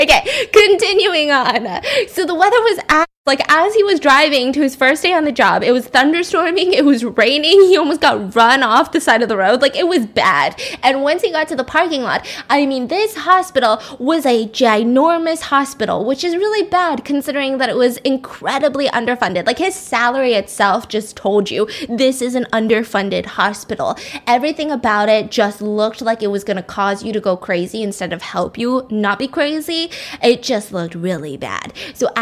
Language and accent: English; Georgia, United States; born or raised there